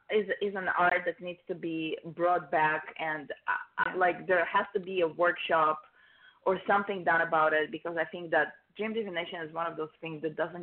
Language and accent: English; Israel; English is a second language; moved away; in Israel when I was 15 or 16